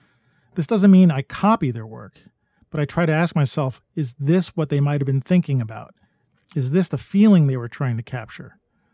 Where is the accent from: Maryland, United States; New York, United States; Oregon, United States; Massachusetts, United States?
New York, United States; New York City; I was born and raised in New York City. I grew up amongst the skyscraper valleys, the grimy streets, and the rushing crowds.